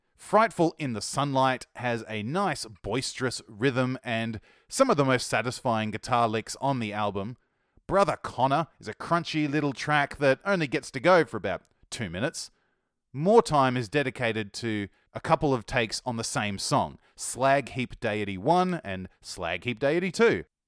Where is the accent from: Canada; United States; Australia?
Australia; accent: Australian; my Australian accent